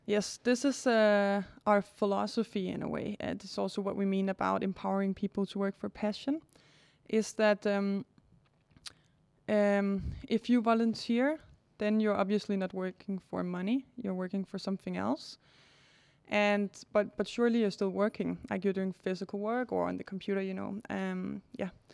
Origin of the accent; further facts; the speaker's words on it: Denmark; also born or lived in Cambodia; I'm born in Denmark